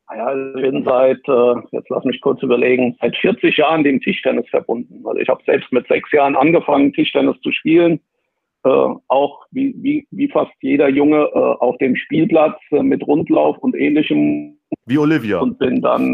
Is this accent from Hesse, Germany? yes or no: yes; Wiesbaden, Hesse, Germany; extra die Schule gewechselt, um, um ein Sportabitur zu machen in, in meiner Geburtsstadt Wiesbaden